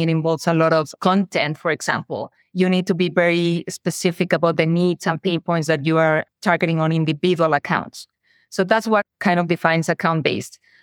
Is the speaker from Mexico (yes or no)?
yes; Mexico; accent: Mexican; moved away; I am Mexican, has probably my accent already told the audience. And I was in Mexico